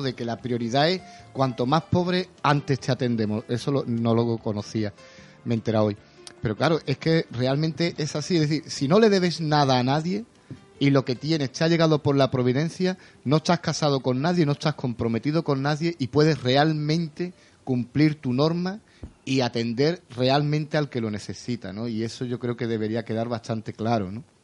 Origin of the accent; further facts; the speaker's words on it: Jerez de la Frontera, Andalusia, Spain; de pequeño me crié en la, en la Plaza eh, estaba acostumbrado a ver a las hermanitas de los pobres, en fin, por allí, por el centro